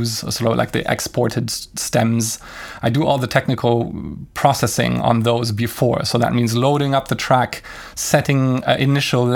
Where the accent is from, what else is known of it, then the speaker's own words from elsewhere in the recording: Brussels, Brussels-Capital Region, Belgium; my hometown of Brussels